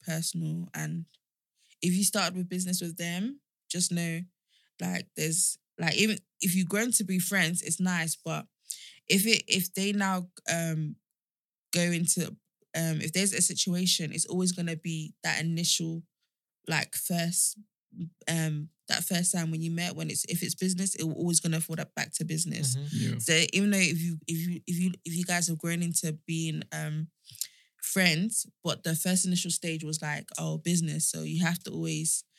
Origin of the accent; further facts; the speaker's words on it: Nigeria; I'm Nigerian